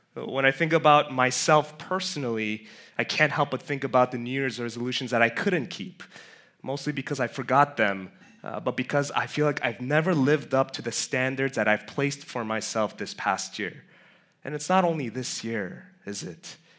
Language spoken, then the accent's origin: English; New York City, New York, United States; I grew up in Flushing. Um, technically white stone, but it's close enough